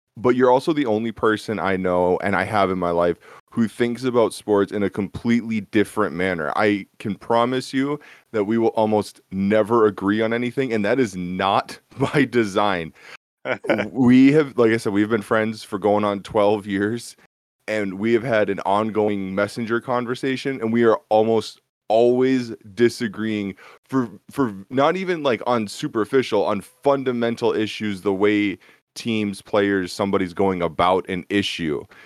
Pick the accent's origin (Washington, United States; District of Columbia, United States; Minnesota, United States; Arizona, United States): Minnesota, United States; Born and raised in Minnesota, Minnesota sports